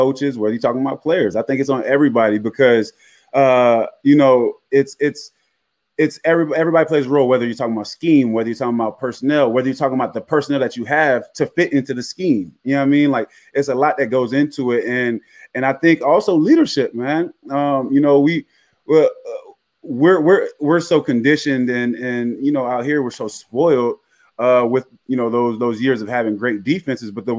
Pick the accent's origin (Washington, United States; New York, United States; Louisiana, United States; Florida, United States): Florida, United States; Jacksonville; I am from Duval